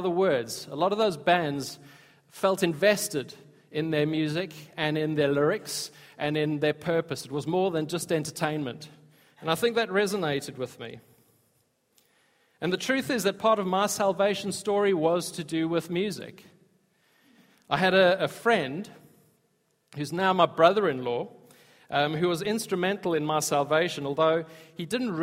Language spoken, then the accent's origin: English; South Africa; I grew up in South Africa